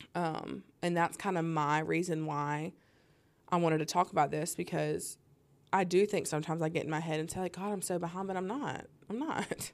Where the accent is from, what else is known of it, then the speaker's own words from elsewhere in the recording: the South, United States; growing up in the South